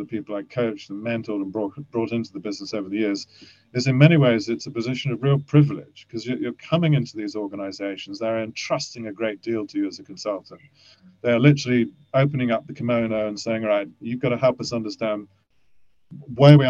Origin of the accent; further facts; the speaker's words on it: Kent, South East England, United Kingdom; also born or lived in Germany; I lived in Kent, I was brought up in Kent